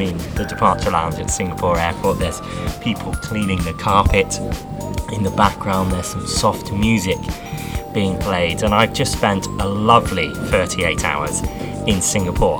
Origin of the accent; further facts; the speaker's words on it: United Kingdom; being British magicians